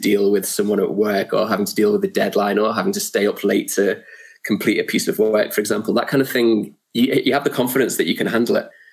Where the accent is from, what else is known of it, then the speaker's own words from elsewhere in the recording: Liverpool, North West England, United Kingdom; also born or lived in near Geneva, France; now in Loughborough, United Kingdom; I grew up in North Liverpool, which is football, soccer, mad